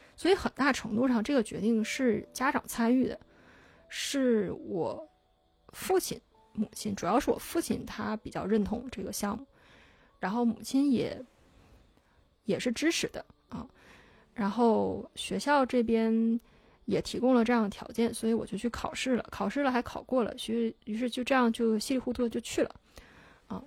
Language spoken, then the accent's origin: Chinese; China; moved away; also born or lived in Singapore; 我是中国人